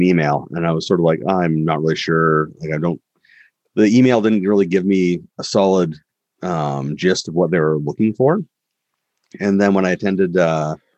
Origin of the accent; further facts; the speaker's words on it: Canada; I'm Canadian